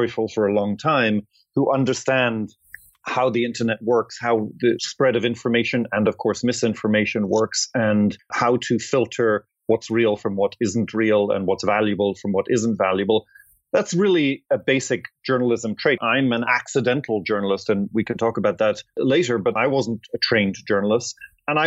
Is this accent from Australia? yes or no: no; Ireland; moved away as an adult; also born or lived in London / Atlanta; I'm Irish.